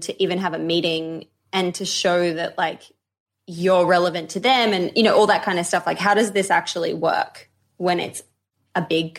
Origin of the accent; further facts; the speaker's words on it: Australia; now in United Kingdom; I'm from Australia. I live in the UK.